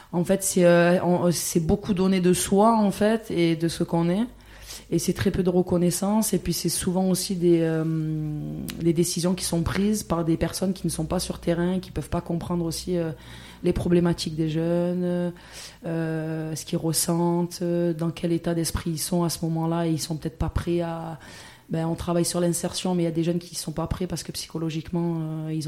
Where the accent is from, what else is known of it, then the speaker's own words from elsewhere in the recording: Vitrolles, Provence-Alpes-Côte d'Azur, France; also born or lived in Marseille; j'ai grandi à Vitrolles, qui est une petite ville euh, à côté de Marseille.